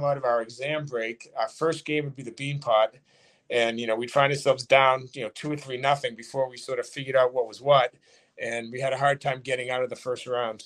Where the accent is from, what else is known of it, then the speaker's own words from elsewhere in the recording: Burlington, Massachusetts, United States; I grew up in Burlington